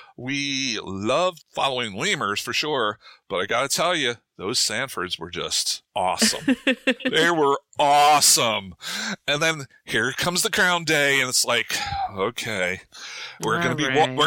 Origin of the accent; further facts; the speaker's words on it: New Jersey, United States; moved away as an adult; also born or lived in Durham, North Carolina / St. Louis; I was born and raised in New Jersey, right? I consider that home.